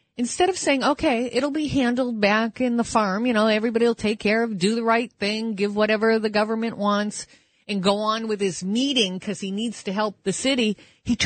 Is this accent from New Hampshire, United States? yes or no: yes; Manchester, New Hampshire, United States; now in New York City, United States; Adam Sandler's from my hometown, Manchester, New Hampshire